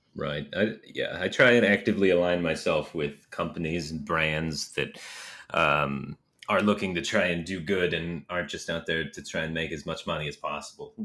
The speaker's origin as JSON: {"language": "English", "region": "Michigan", "country": "United States", "said": "I'm from Michigan, so winters here are very cold and snowy"}